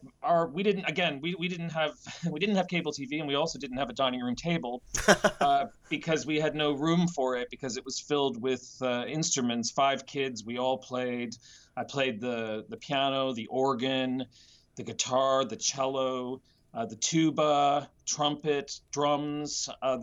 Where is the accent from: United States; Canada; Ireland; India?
Canada; Nova Scotia; also born or lived in Vancouver; now in London, United Kingdom; I'm originally from a small city in Nova Scotia, Canada, which is on the eastern coast